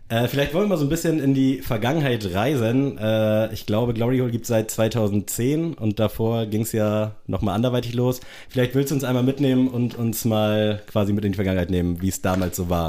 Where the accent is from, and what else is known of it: Hamburg, Germany; born or raised there; also born or lived in Tunisia